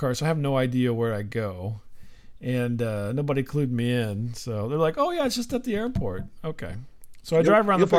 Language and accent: English; St. Louis, Missouri, United States; we're from St. Louis